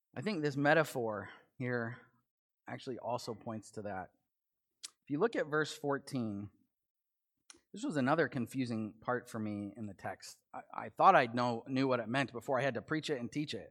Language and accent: English; United States; I am an American